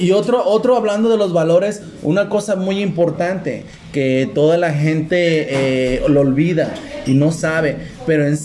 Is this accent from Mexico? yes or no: yes; Mexico; now in United States; Pues es que yo soy mexicano.